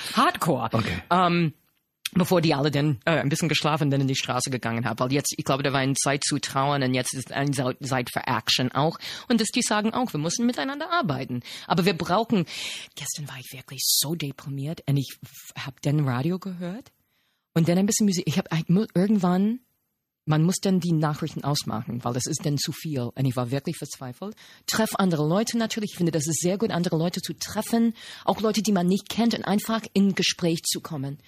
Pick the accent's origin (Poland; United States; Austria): United States; German is a second language; moved away as an adult; now in Germany; habe mich nicht als Amerikanerin repräsentiert repräsentiert gefühlt